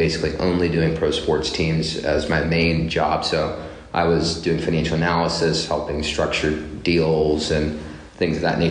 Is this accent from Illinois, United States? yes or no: no; Seattle, Washington, United States; moved away as an adult; also born or lived in North Carolina; now in Pittsburgh, United States; I'm originally from Seattle, Washington, born and raised in Seattle